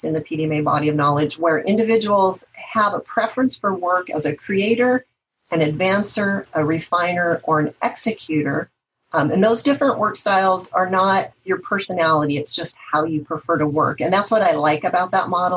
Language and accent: English; the Northwest, Pacific Northwest, United States; I'm from the Northwest